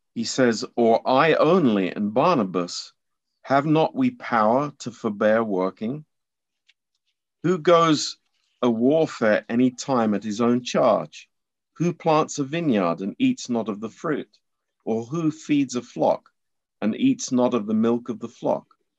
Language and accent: English; England, United Kingdom; I'm an, I'm an Englishman